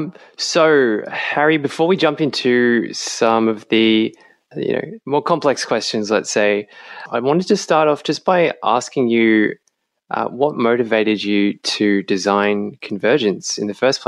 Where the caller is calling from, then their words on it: Richmond, Victoria, Australia; I'm calling in from Wurundjeri Woiwurrung country in Richmond in Victoria